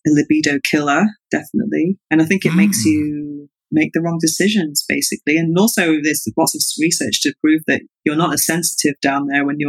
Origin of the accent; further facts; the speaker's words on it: England, United Kingdom; now in Barcelona, Spain; I'm from an Irish Catholic family, but I was growing up in England.